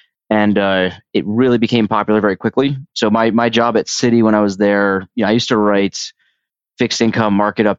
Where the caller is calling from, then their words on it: New York City, New York, United States; I'm calling in from New York City.